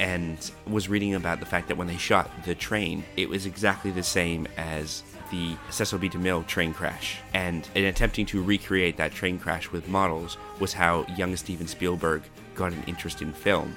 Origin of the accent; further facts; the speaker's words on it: Canada; I'm Canadian